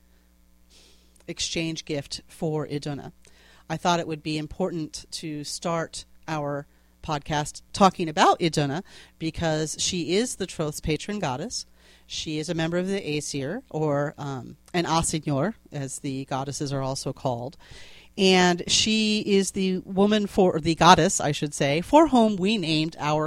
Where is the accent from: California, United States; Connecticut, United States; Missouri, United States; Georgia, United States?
Connecticut, United States; accent: New England; I grew up in Connecticut near a place called Clyde's